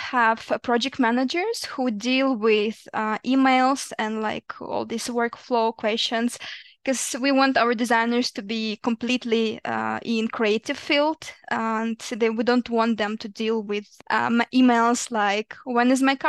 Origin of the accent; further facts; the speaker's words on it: Ukraine; In Ukraine.